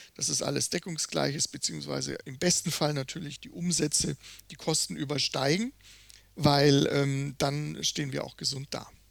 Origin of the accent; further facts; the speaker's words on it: Würzburg, Bavaria, Germany; moved away; ich bin halt auch in den Weinbergen sozusagen groß geworden